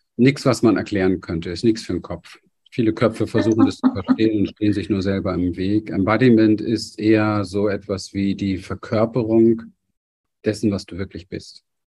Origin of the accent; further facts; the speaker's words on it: Berlin, Germany; ich bin in Berlin an der Mauer aufgewachsen, in einem sehr armen Viertel.